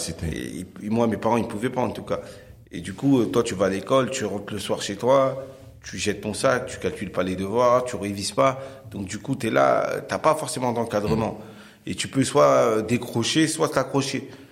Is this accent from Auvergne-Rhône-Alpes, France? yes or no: no; Cergy, Île-de-France, France; Moi, je viens de la ville de Sergy, dans un quartier qui s'appelle la Croix-Petit, mmh. où j'ai grandi